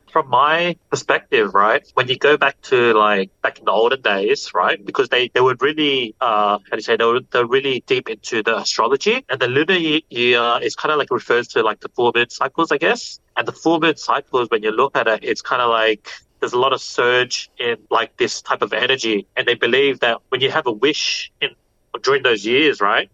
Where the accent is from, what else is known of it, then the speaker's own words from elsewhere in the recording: Australia; first language English; I grew up in Australia, English was the main language that was used in the household.